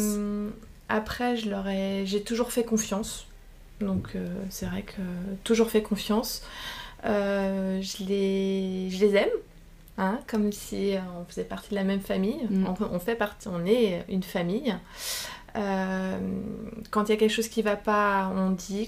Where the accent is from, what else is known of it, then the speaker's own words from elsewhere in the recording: Saint-Berthevin, Pays de la Loire, France; j'ai grandi à Saint-Berthevin